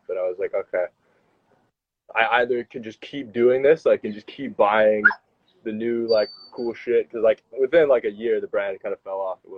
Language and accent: English; United States; So I'm I'm American originally.